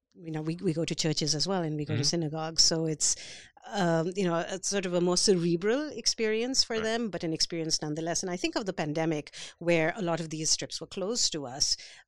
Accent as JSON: {"language": "English", "country": "India", "tie": "born or raised there", "said": "So, you know, I grew up in India. I have a very solid identity as, you know, an Indian person."}